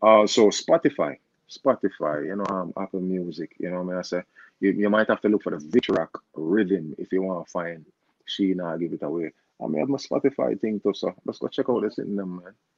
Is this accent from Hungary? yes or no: no; Jamaica; I'm a Jamaican artist